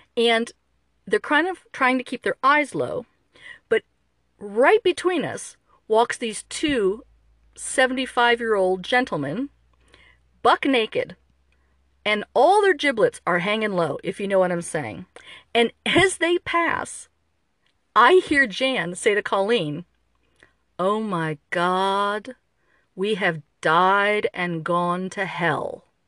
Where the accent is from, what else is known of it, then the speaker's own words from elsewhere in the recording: Midwest, United States; moved away; an American, especially an American from the Midwest